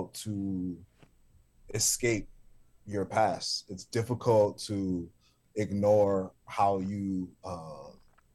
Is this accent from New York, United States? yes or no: yes; New York City, New York, United States; the church that I grew up in South Jamaica, Queens, on Guy R. Brewer Boulevard